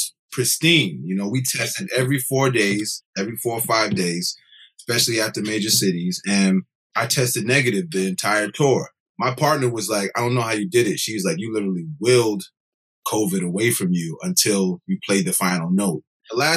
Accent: Connecticut, United States; I'm from Connecticut.

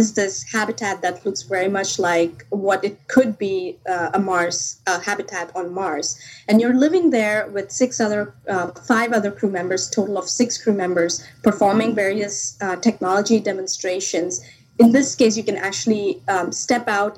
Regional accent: India; moved away; I grew up back in India

